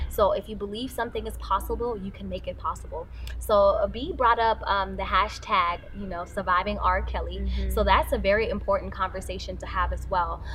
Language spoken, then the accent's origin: English; South Africa; growing up in South Africa